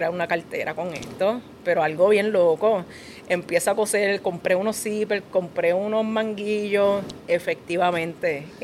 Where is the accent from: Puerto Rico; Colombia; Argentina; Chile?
Puerto Rico; Yo soy puertorriqueña también